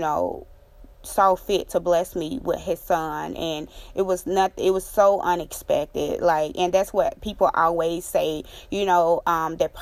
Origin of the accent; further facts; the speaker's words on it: Mississippi, United States; moved away; my home state, Mississippi